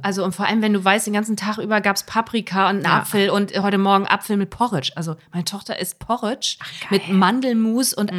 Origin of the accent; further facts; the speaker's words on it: Germany; now in Hamburg, Germany; in dem Bremer Raum, wo ich herkomme